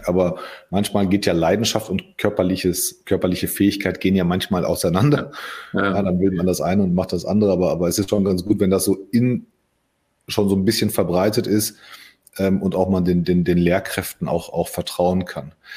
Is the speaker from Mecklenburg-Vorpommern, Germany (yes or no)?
no; Solingen, North Rhine-Westphalia, Germany; also born or lived in Hagen; ich bin ja in Hagen geboren und mit sechs sind wir, glaube ich, umgezogen nach, nach Solingen